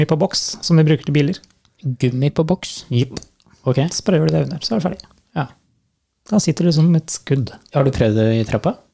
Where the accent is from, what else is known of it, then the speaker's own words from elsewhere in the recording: Trøndelag, Norway; accent: Trøndersk; For eh, jeg blir mye pirka på når jeg snakker trøndersk.